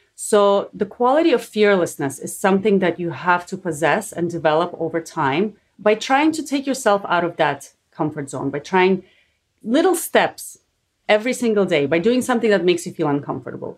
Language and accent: English; Canada; I'm also Canadian like you